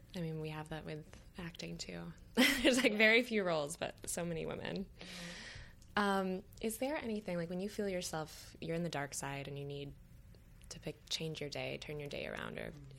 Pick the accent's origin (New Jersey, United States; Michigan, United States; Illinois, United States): Michigan, United States; now in New York, United States; I grew up in Michigan and then I came to New York